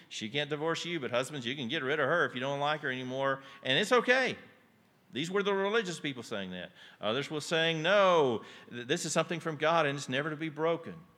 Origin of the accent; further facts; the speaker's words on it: Yoakum, Texas, United States; I grew up outside Yoakum, Texas